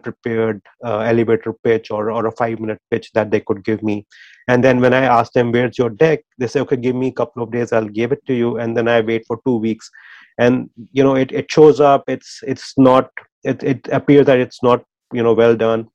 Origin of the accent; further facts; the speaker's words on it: India; moved away; our experience growing up in India